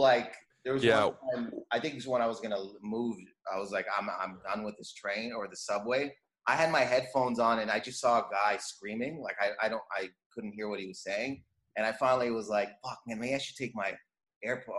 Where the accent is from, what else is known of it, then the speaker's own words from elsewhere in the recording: Windsor, Ontario, Canada; I was born in Canada. My parents were born in Lebanon, but all my siblings were born in Windsor, Canada, and I'm Lebanese Christian